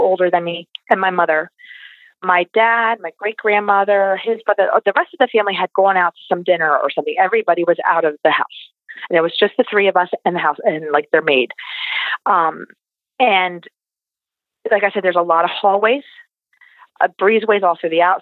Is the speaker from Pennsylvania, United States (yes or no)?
yes; Pennsylvania, United States; we're from Pennsylvania